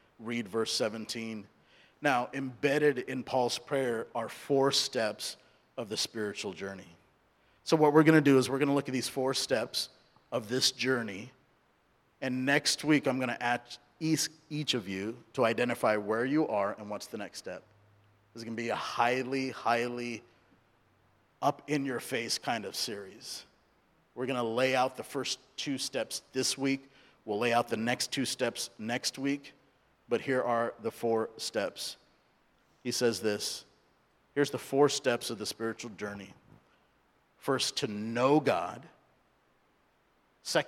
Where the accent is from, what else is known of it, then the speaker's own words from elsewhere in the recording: Santa Ana, California, United States; first language English; also born or lived in India; I was born in India, grew up in Southern California, so English is my primary language